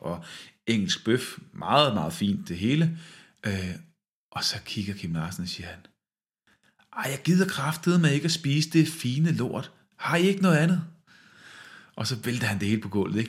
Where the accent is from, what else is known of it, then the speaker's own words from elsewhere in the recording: West Jutland, Central Denmark Region, Denmark; jeg er faktisk selv fra Vestjylland